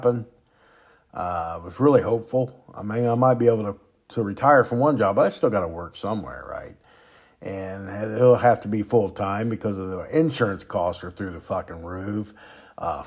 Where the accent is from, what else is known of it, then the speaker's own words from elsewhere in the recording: United States; as American people